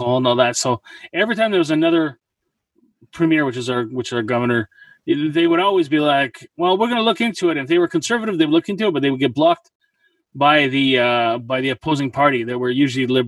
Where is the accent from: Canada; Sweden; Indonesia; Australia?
Canada; we were actually called Canadians